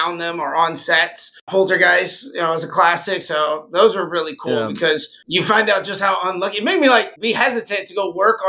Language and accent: English; Tampa, Florida, United States; I'm from Tampa